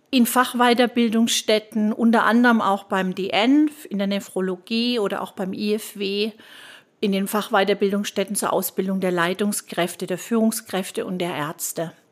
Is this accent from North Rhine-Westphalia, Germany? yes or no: no; Würzburg, Bavaria, Germany; also born or lived in Stuttgart; bin dann von Stuttgart nach Würzburg wieder zurück, wo auch mein Heimatort ist, wo ich auch heute lebe mit meinem Sohn und meinem Mann